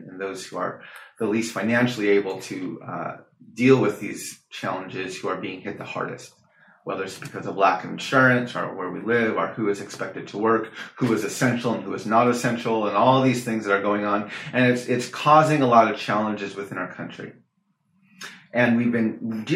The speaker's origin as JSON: {"language": "English", "region": "Navajo Nation", "country": "United States", "said": "It's one of the original clans of our Navajo people"}